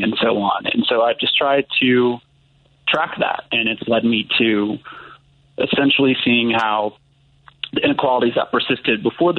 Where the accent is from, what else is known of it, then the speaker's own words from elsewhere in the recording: New Orleans, Louisiana, United States; moved away; I'm originally from New Orleans, Louisiana